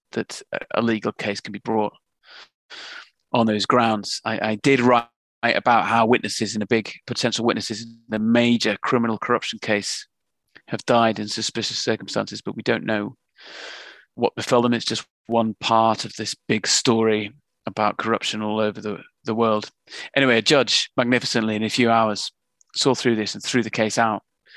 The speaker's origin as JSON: {"language": "English", "region": "England", "country": "United Kingdom", "lives_now": "London, United Kingdom", "said": "We're both from Northern England."}